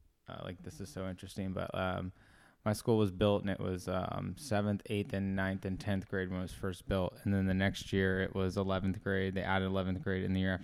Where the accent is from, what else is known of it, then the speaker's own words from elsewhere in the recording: Fresno, California, United States; Fresno, where you have your shows coming out, dude.